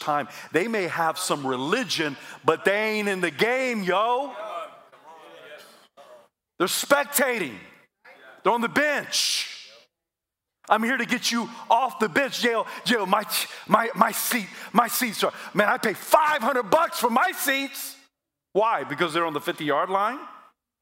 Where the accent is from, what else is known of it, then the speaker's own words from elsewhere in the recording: South Carolina, United States; I'm from South Carolina